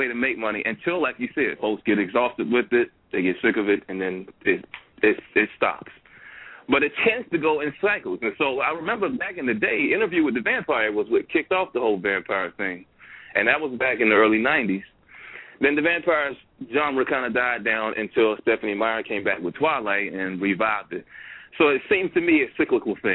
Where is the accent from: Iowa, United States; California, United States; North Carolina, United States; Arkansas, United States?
North Carolina, United States; Bahama; I'm from Bahama, North Carolina